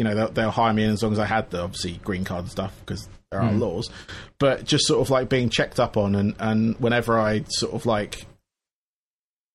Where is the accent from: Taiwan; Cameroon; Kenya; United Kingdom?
United Kingdom; England; I'm English